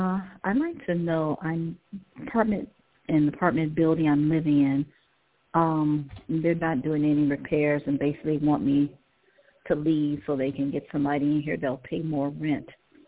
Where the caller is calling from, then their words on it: Ohio, United States; I'm calling from Ohio.